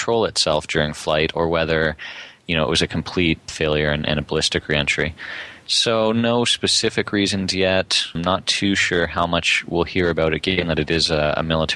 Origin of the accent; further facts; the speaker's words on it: Canada; as a Canadian who spent hours and hours and hours traveling across the country in airplanes